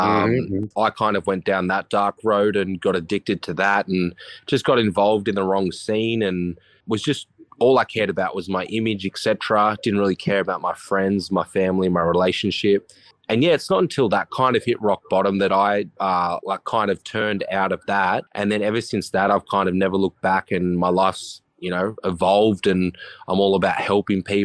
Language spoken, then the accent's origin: English; Horsham, Victoria, Australia; now in Sunshine Coast, Australia; I'm literally from Horsham. That's where I was born.